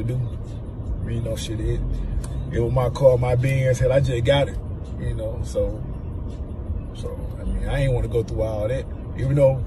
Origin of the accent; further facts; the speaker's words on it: Macon, Georgia, United States; I'm from Macon. From Macon, Georgia. From the west side of Macon